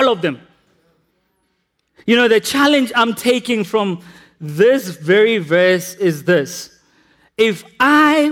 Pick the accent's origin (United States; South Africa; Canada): South Africa; We repent as South Africans